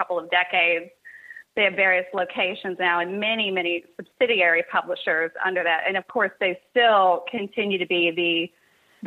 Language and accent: English; Cincinnati, Ohio, United States; also born or lived in Kentucky; I was born and raised in Cincinnati, Ohio, and went to school in Kentucky